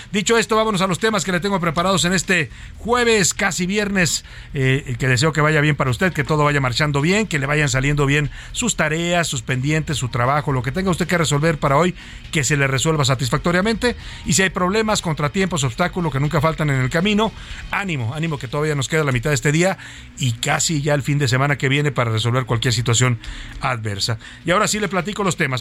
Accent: Mexico; como mexicanos

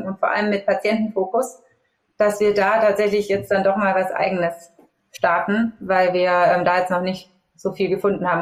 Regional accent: Augsburg, Bavaria, Germany; moved away as an adult; also born or lived in Munich; habe dann auch Global Business Management studiert in Augsburg, da wo ich auch ursprünglich herkomme

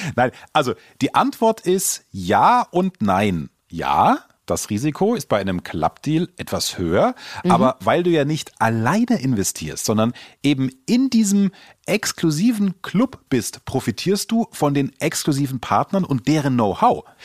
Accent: Germany; bei uns in Deutschland

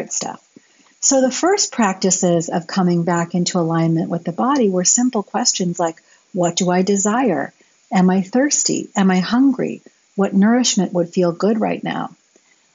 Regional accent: United States; Growing up in America in the 70s and 80s

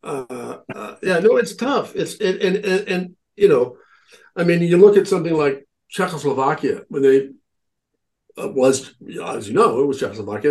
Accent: Nebraska, United States; now in Cornwall, Connecticut, United States; where I grew up in Nebraska

